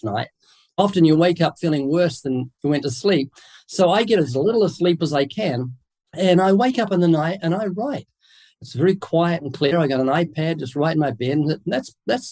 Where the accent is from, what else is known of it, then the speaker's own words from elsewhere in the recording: New Zealand; accent: New Zealand; moved away as an adult; now in United States; I'm originally from New Zealand. That's what the accent is. I was born there twice, came to the US about 33 years ago